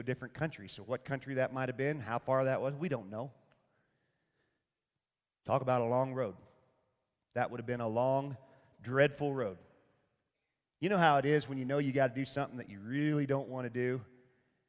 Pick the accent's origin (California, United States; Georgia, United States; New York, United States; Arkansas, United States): Arkansas, United States; moved away; I'm from Arkansas originally